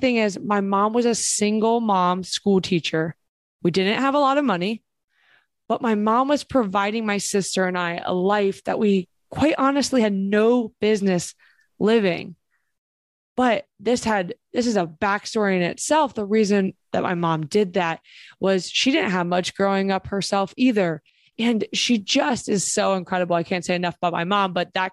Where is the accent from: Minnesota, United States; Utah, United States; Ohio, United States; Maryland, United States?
Ohio, United States; Springfield; I grew up in Springfield, Ohio